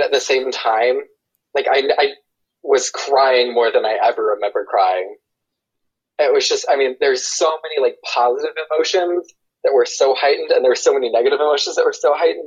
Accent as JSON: {"language": "English", "town": "Asheville", "region": "North Carolina", "country": "United States", "also_born_or_lived": "Seoul, South Korea", "moved": "as an adult", "lives_now": "Washington, D.C., United States", "said": "I'm from Asheville, North Carolina, in the US."}